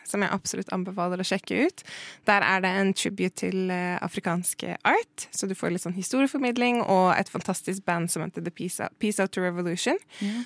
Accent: Norway; jeg er jo norsk og brun

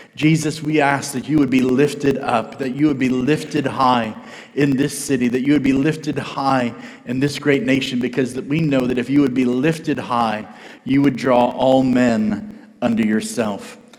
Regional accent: United States; I'm an American

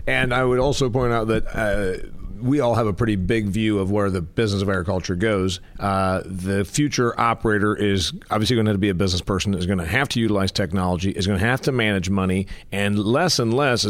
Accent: Midwest, United States; We all know that because we're from the Midwest.

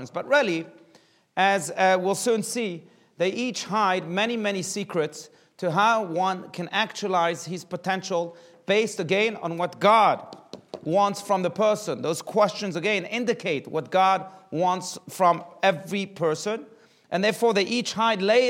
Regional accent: South Africa; now in United States; growing up in South Africa, there was a very massive advertisement campaign

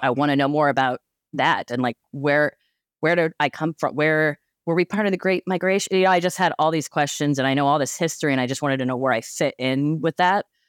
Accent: Cheyenne, Wyoming, United States; moved away as an adult; now in Pacific Northwest, United States; I was born and raised in Cheyenne, Wyoming

